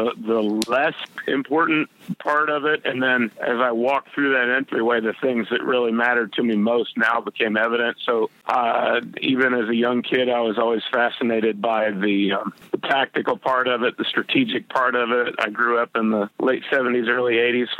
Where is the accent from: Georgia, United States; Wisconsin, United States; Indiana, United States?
Indiana, United States; Indianapolis; also born or lived in Louisiana; came back home where I grew up in the Indianapolis area